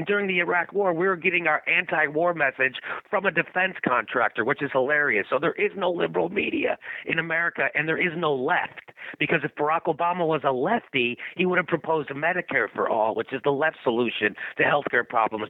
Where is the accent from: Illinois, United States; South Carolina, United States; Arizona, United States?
Illinois, United States; Chicago; also born or lived in Lyons, Illinois; I grew up in Chicago, right? So uh, I was in I was in a suburb called Lyons, Illinois